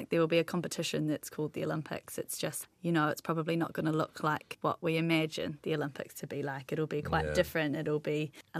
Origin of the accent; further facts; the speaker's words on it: New Zealand; Growing up in New Zealand but with a strong Cook Island heritage